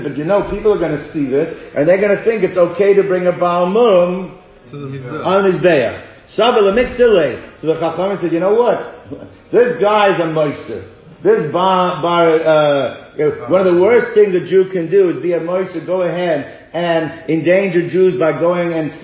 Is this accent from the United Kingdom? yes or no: no; South Africa; moved away; when I was growing up in South Africa